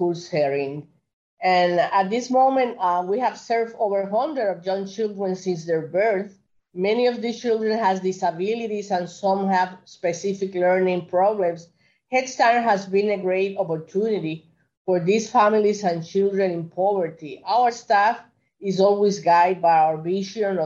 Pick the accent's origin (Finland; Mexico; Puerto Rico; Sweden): Puerto Rico; Carolina; moved away as an adult; now in New York, United States; I'm 100% Puerto Rican. I was born in Puerto Rico, in Carolina, Puerto Rico. My parents are from Puerto Rico